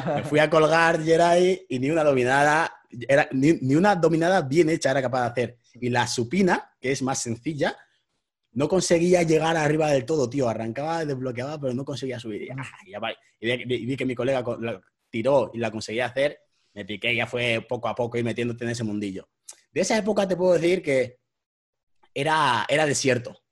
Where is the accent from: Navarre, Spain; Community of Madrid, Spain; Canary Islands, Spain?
Community of Madrid, Spain; Madrid; nuestros barrios de aquí de Madrid